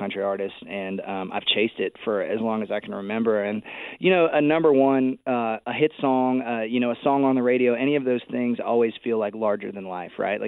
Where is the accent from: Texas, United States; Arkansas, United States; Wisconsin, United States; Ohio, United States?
Texas, United States; we're both from Texas